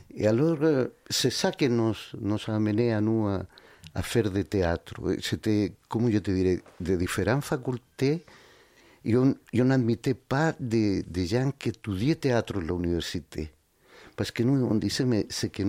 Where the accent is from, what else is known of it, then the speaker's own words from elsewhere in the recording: Santiago, Santiago Metropolitan, Chile; born there; Oui, mais j'appartiens à des Andiens qui sont un peu plus au sud de Santiago, tu vois, à 250 km au sud de la capitale.